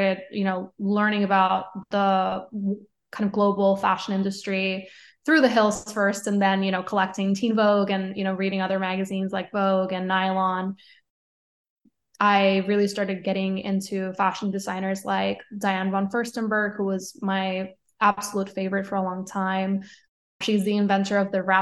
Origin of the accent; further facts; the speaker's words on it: Caguas, Puerto Rico; moved away as an adult; also born or lived in San Juan, Puerto Rico; now in New York, United States; I grew up between a town called Caguas, which is 20 minutes south of San Juan. And then I moved to San Juan when I was 13. So I lived in Puerto Rico until I was 22 when I moved to New York.